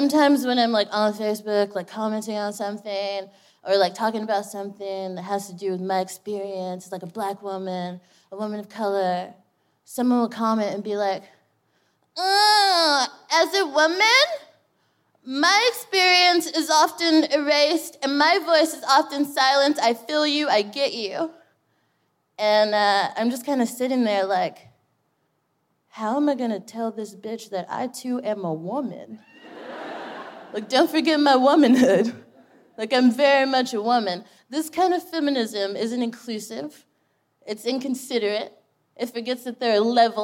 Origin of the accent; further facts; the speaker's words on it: Texas, United States; moved away as an adult; now in United Kingdom; I'm from Texas